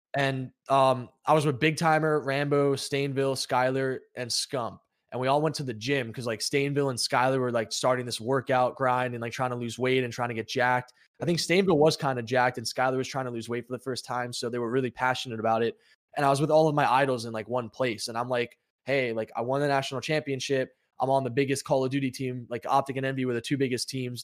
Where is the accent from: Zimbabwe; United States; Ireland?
United States; New York; I'm from New York and I was, like, a tri-state